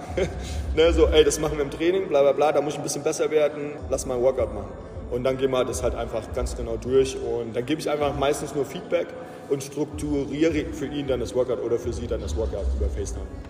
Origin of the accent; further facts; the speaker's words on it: the area around Ramstein, Rhineland-Palatinate, Germany; also born or lived in Iowa / Atlanta; ich bin halt auch hier in der Gegend aufgewachsen